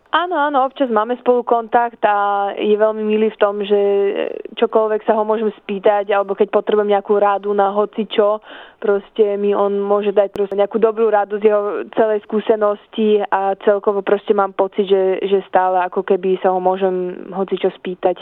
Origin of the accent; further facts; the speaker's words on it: Switzerland; sa narodila aj vyrastla som vo Šočiarsku, som veľmi hrdá na svoje slovenské korene